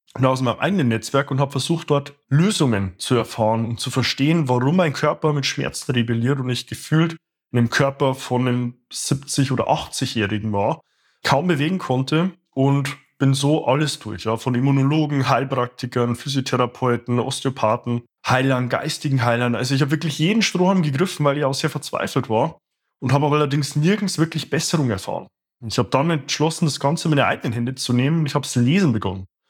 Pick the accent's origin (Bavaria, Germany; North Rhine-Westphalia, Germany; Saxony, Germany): Bavaria, Germany; moved away as an adult; also born or lived in Stuttgart; meiner Heimat hier in Bayern